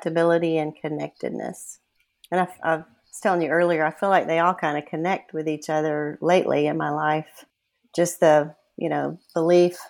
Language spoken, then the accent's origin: English; South Carolina, United States; moved away as an adult; now in Austin, United States; I'm originally from South Carolina